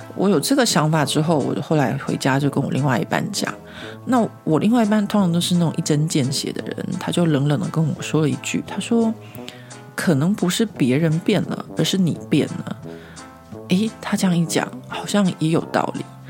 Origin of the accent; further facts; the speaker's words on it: Taiwan; moved away as an adult; now in Paris, France; 我们台湾人可能会觉得很冷